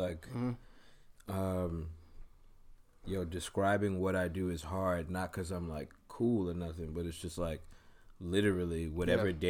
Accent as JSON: {"language": "English", "town": "New York City", "region": "New York", "country": "United States", "moved": "yes", "lives_now": "Washington, D.C., United States", "said": "Originally from Brooklyn"}